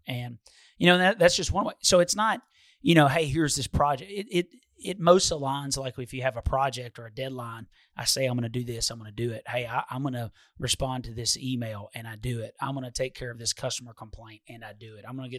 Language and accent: English; Detroit, Michigan, United States; But I forgot, I'm from Detroit.